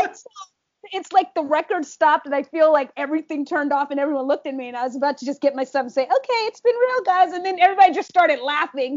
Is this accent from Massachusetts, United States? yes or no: no; Washington, District of Columbia, United States; moved away as an adult; now in New York, United States; I am from Southwest DC, born and raised